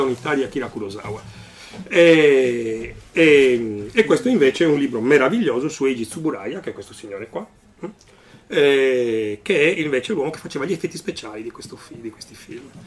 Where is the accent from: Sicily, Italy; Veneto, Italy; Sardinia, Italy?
Sardinia, Italy; Cagliari; moved away; also born or lived in Alghero / Milan; sono nato in Sardegna, sono nato ad Alghero, una città nella quale non ho mai abitato, perché sono abitato a Cagliari, poi ho abitato a Milano